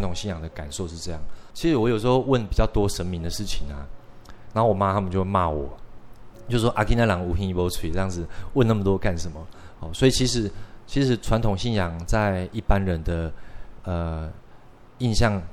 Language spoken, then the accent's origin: Chinese; Shetou, Changhua County, Taiwan; now in Taipei, Taiwan; 那我的故乡其实在，呃，彰化县社头乡